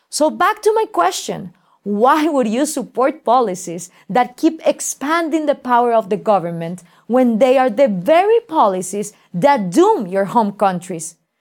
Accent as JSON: {"language": "English", "country": "Guatemala", "said": "I live in Guatemala and I work throughout Latin America"}